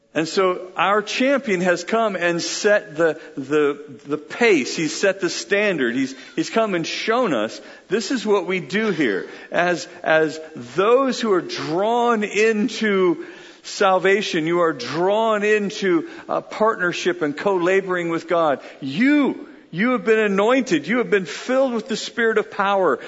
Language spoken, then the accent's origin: English; United Kingdom; I'm British